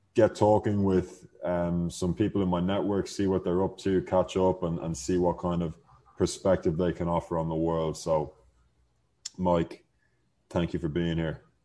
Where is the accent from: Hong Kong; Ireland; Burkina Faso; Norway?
Ireland; now in Mexico; we're from Ireland